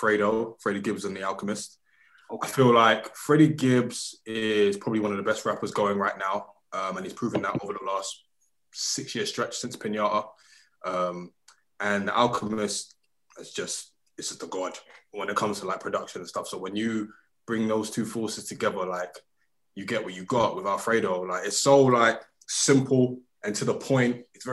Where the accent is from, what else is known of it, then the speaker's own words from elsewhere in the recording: Gary, Indiana, United States; also born or lived in Lagos; I'm from Gary via Lagos.